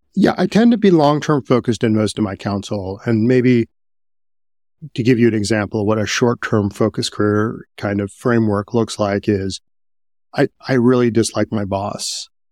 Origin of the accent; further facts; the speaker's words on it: Midwest, United States; I was growing up in the Midwest